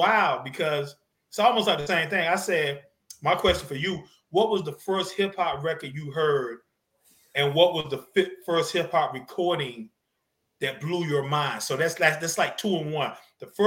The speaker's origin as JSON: {"language": "English", "town": "Zebulon", "region": "North Carolina", "country": "United States", "tie": "born or raised there", "said": "I'm a kid from the South, man. I'm from Zebulon, North Carolina. Man, I lived on a dirt road."}